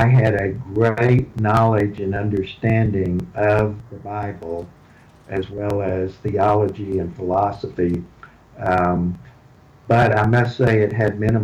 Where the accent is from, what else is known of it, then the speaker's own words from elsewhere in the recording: Houston, Texas, United States; I was born and raised in Houston. You can tell that by my accent